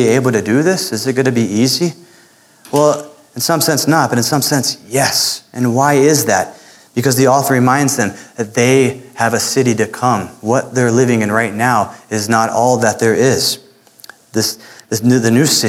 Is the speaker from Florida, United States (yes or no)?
yes; Florida, United States; moved away; the little Spanish that I learned growing up in Florida